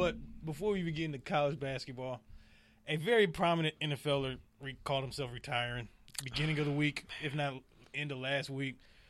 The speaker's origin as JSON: {"language": "English", "town": "Detroit", "region": "Michigan", "country": "United States", "said": "I'm from Detroit, so I understand"}